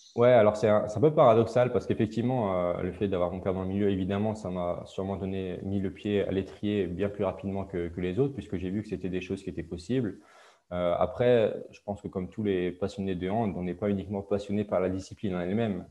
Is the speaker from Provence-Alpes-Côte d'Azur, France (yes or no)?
no; Alsace, Grand Est, France; je viens d'Alsace, d'un petit village en Alsace